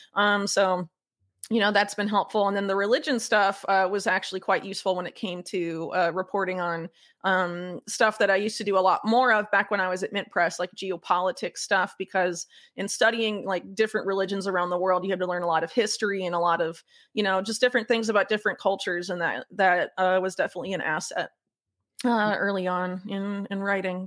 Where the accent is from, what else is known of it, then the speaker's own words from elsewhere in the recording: Sarasota, Florida, United States; moved away as an adult; also born or lived in North Carolina; now in South America; I grew up in Florida, Sarasota